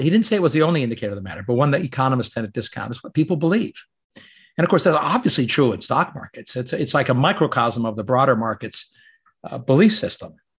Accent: Canada; moved away; I grew up in Canada

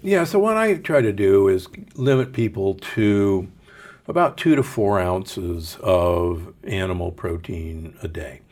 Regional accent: Omaha, Nebraska, United States; I grew up in Omaha.

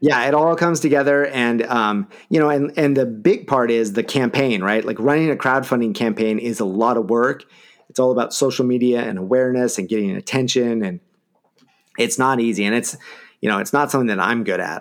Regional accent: Eugene, Oregon, United States; I'm from Eugene.

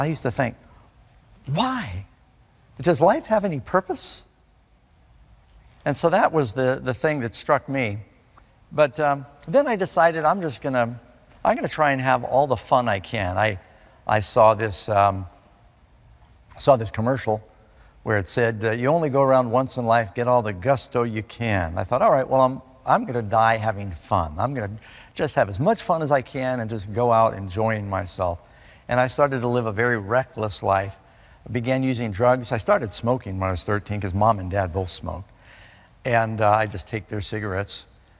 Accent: Burbank, California, United States; born there; also born or lived in Miami Beach / New York City; I was born in Burbank, California. And Dad and Mom split. He ended up moving his business to Miami Beach. Mom moved to New York City. My brother and I moved around through these different places.

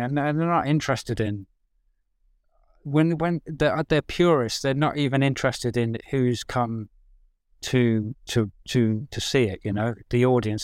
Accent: English village, England, United Kingdom; also born or lived in Birmingham; now in London, United Kingdom; I grew up in the village

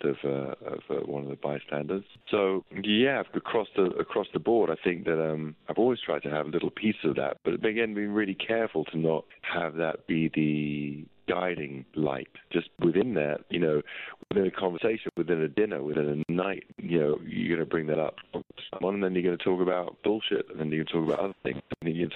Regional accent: London, United Kingdom; Growing up in where I grew up in North London

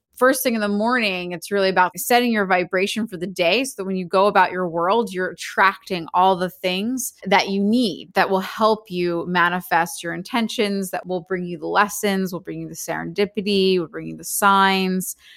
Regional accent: Philadelphia, Pennsylvania, United States; now in Los Angeles, United States; I grew up in Philly

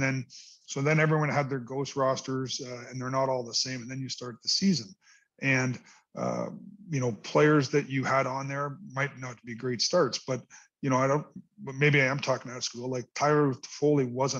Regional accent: Canada; but as a Canadian, it also comes with responsibilities of media responsibilities.

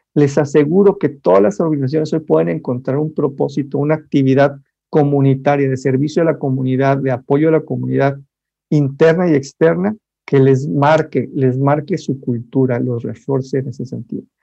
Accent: Monterrey, Nuevo León, Mexico; yo soy de Monterrey

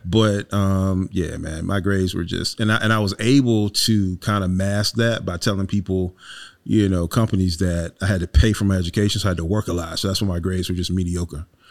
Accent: Wilmington, North Carolina, United States; born and raised in Wilmington, North Carolina

